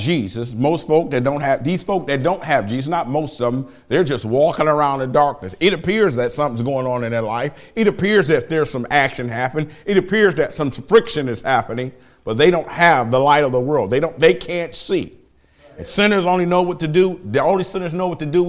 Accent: Detroit, Michigan, United States; now in Lima, United States; I do not apologize for being from Detroit

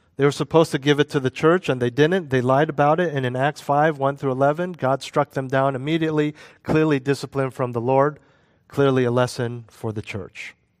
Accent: United States; moved away; also born or lived in Europe; When I was living as an American expatriate in Europe

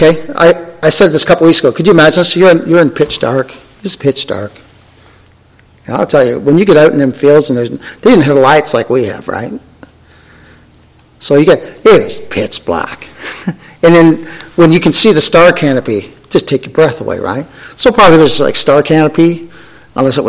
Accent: Canada; I'm Canadian.

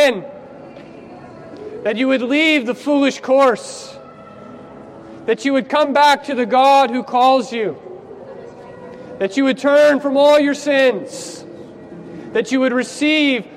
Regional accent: United States; moved away; I'm from America

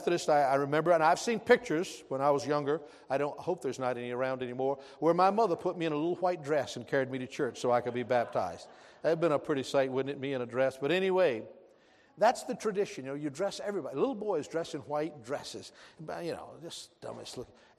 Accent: American South, United States; I'm also proud to be a Southerner

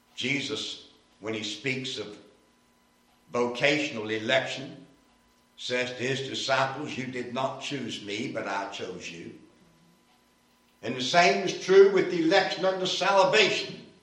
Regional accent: Winston-Salem, North Carolina, United States; Winston-Salem, my hometown

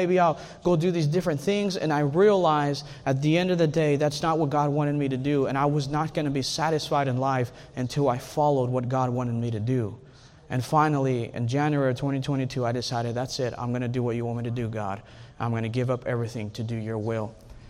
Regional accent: Texas, United States; I know you guys are Texans. I hope most of you guys are Texans. I'm a Texan.

